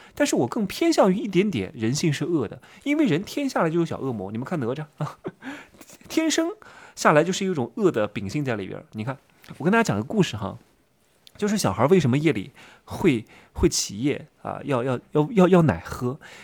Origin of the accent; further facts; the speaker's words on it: Wuhu, Anhui, China; 我是芜湖人嘛，认识我们芜湖的一个中戏那年考第一名，叫吴宇泽